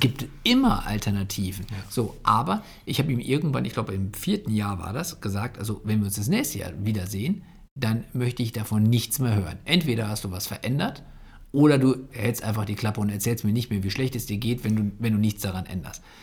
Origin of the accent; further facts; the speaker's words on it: Bocholt, North Rhine-Westphalia, Germany; ich komme ja aus Bocholt